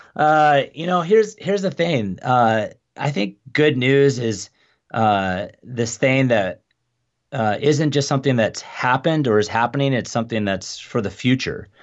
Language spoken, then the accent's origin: English; Phoenix, Arizona, United States; moved away as an adult; also born or lived in Tucson, Arizona; now in Spokane, United States; I grew up in Phoenix